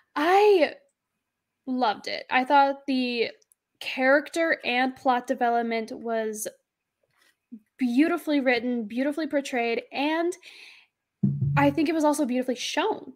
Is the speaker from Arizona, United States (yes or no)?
yes; Arizona, United States; I'm from Arizona